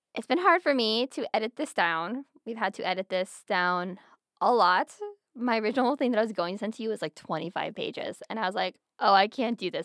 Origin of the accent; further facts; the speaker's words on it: Pennsylvania, United States; I'm from Pennsylvania